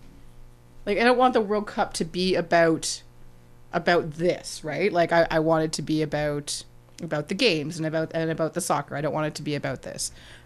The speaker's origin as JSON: {"language": "English", "country": "Canada", "said": "Please do this for us, like, as Canadian soccer fans, or just as soccer fans."}